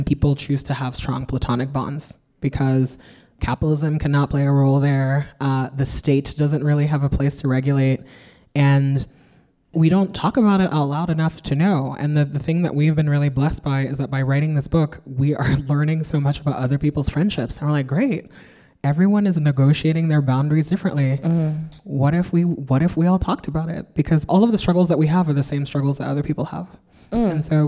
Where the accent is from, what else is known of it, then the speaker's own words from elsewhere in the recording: New York, United States; I'm also a New Yorker, so I am surrounded by rats.